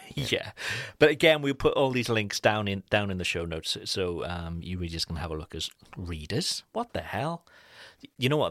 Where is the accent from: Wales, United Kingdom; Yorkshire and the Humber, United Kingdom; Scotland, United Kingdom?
Wales, United Kingdom; Cardiff; moved away; back in my hometown